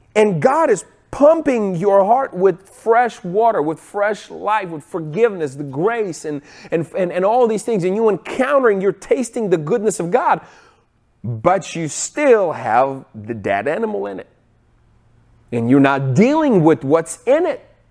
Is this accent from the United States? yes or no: no; Ukraine; moved away; I grew up in Ukraine